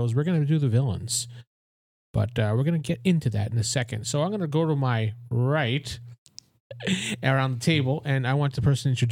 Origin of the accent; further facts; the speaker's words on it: Texas, United States; we're all from Texas here